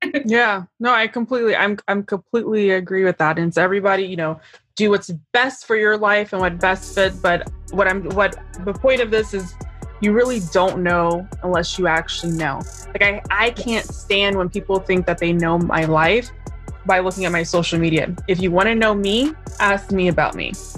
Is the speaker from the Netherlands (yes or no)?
no; Florida, United States; also born or lived in New Jersey; I was born in New Jersey, raised in Florida